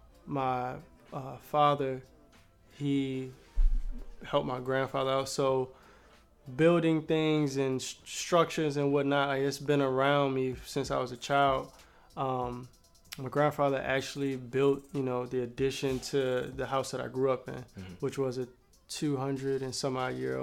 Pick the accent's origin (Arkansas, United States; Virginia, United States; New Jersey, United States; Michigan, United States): Virginia, United States; Richmond; Richmond, Virginia. Where? Born and raised.